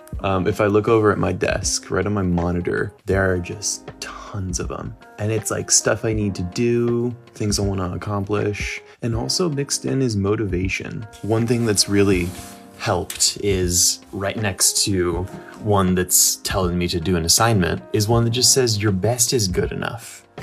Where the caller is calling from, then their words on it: Kennewick, Washington, United States; I'm calling from Kennewick, Washington.